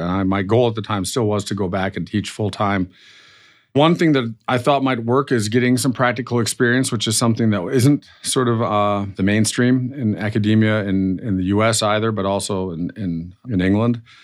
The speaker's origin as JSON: {"language": "English", "country": "Germany", "tie": "born or raised there", "also_born_or_lived": "Florida / Illinois / Colorado / Chicago", "accent": "slightly nasally accent", "moved": "as an adult", "said": "I grew up in, uh, Germany, uh, as you maybe can tell from my slightly nasally accent"}